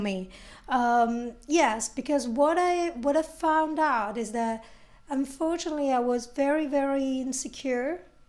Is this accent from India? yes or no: no; Italy; English is a second language; moved away as an adult; now in London, United Kingdom; I'm from Italy. I moved here to London 4 years ago.